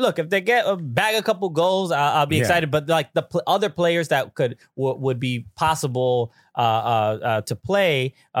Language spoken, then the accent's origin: English; New York, United States; I'm from New York